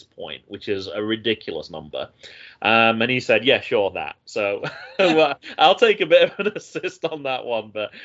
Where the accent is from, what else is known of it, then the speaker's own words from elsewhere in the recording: United Kingdom; moved away; also born or lived in North Carolina; as a Brit